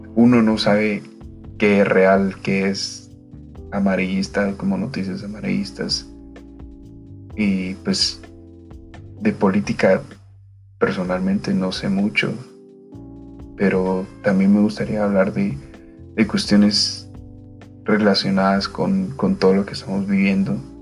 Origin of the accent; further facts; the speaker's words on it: Guatemala; Soy de Guatemala